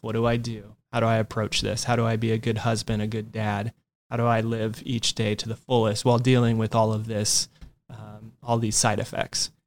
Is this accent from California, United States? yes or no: yes; Yucaipa, California, United States; also born or lived in Orange County, California; one of my hometown shops from where I grew up in Yucaipa, California